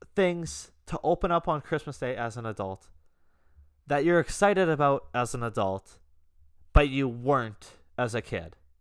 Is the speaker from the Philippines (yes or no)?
no; Canada; I'm Canadian